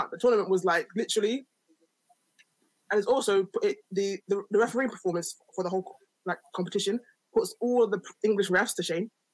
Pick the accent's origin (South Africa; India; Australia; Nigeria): Nigeria; I'm Nigerian